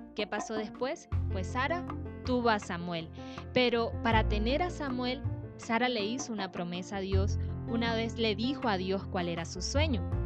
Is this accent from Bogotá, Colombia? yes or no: no; Sampués, Sucre, Colombia; moved away; Yo nací en San Pues